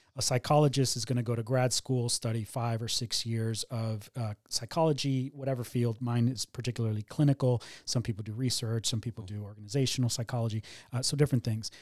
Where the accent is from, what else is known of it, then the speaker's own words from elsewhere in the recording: Miami, Florida, United States; also born or lived in Cuba; we ended up settling down in Miami, which is where I grew up.